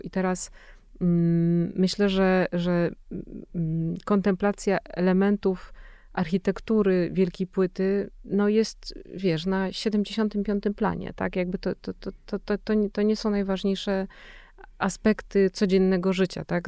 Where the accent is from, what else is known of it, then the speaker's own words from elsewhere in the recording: Silesian Voivodeship, Poland; ja jestem ze Śląska